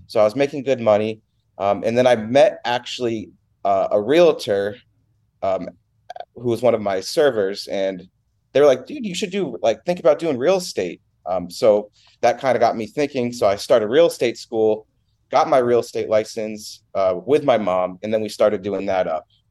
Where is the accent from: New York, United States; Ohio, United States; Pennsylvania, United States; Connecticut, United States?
Connecticut, United States; Milford; moved away as an adult; I was born in Milford, Connecticut. Uh, I was born and raised there. I, I moved out of there when I was nineteen